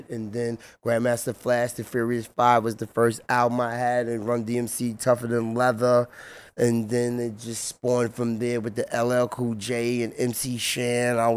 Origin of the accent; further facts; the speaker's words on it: Central Islip, New York, United States; moved to Central Islip with my grandmother, Clara Buddha Hall, and my grandfather, Mr. Hall. And I grew up on Carlton, Carlton Park and Carlton Avenue and went to Central Islip High School